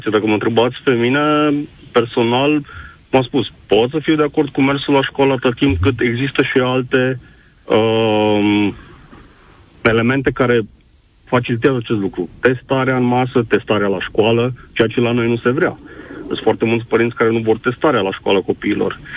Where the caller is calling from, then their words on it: Timișoara, Timiș County, Romania; Bună ziua! Sunt din Timișoara.